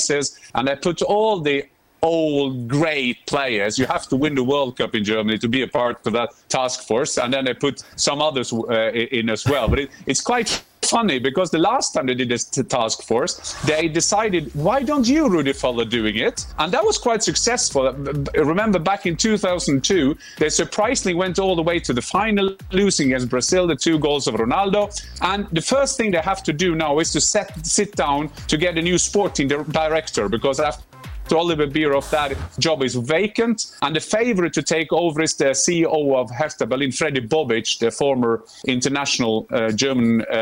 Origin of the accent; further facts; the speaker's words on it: Norway; I'm from Norway.